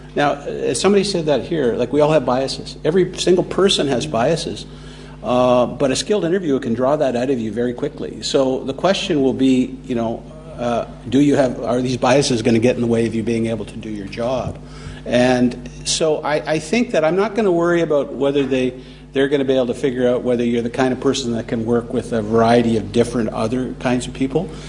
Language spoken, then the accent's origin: English; Toronto, Ontario, Canada; moved away; I'm from Toronto